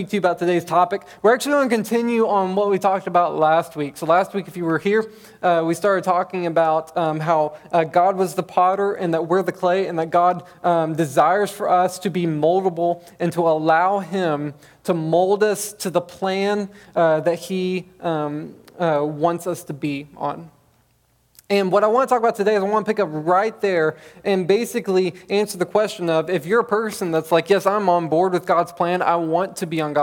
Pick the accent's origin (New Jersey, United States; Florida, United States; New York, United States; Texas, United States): Texas, United States; Bonham; I grew up in Bonham, Texas